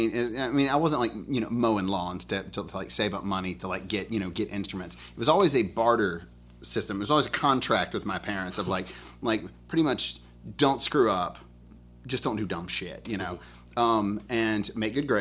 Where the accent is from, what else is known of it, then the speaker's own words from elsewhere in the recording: Birmingham, Alabama, United States; I'm from Birmingham, Alabama